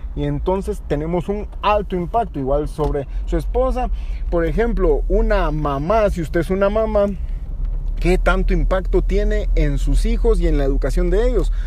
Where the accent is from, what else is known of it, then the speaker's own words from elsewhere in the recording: Guatemala; Guatemala somos todos los guatemaltecos